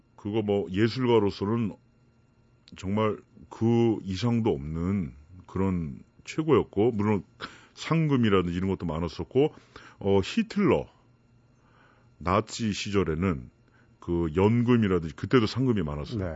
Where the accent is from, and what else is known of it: South Korea; moved away as an adult; now in Germany